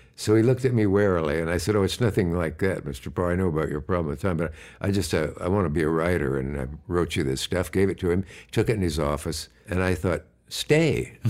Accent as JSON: {"language": "English", "region": "Nebraska", "country": "United States", "tie": "born or raised there", "also_born_or_lived": "Gibbon, Nebraska", "said": "I was born either in Kearney or Hastings, Nebraska."}